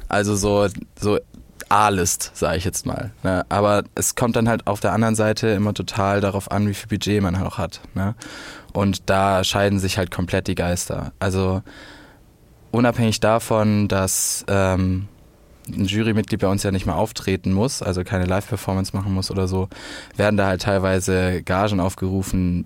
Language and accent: German; Swabia, Germany; Ich komme ja aus dem Schwabenland